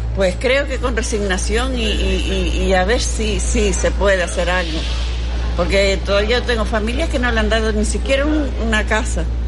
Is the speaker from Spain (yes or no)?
yes; El Paraíso, La Palma, Canary Islands, Spain; allí había un grupito de casa que es de donde yo soy